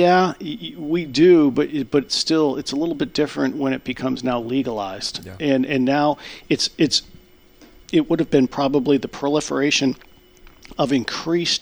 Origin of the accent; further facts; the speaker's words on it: Connecticut, United States; now in Grand Forks, United States; I grew up in Connecticut